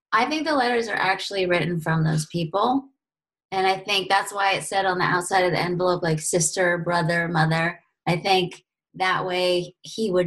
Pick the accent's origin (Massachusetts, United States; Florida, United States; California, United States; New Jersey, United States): California, United States; I'm from California.